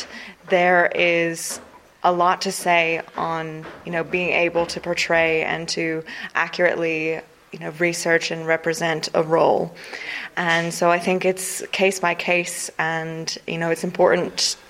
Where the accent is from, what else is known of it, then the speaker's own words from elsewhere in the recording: North Carolina, United States; now in Dublin, Ireland; I'm from North Carolina in the US